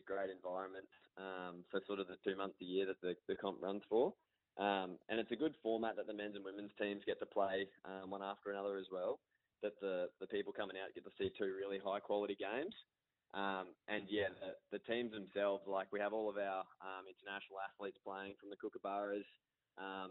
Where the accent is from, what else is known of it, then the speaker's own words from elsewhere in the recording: Brisbane, Queensland, Australia; I was born in Brisbane and grew up playing hockey in Australia my whole life